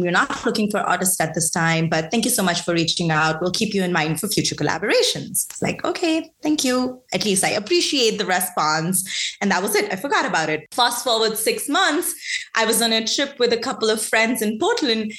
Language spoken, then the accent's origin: English; India; moved away as an adult; now in United States; I grew up in India for I did my undergrad there.